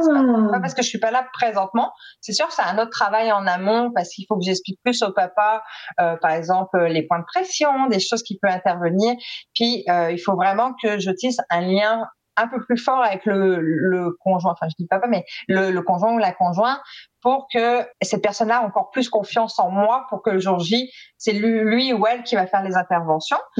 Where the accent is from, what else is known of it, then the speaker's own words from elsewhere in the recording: France; now in Quebec, Canada; je suis française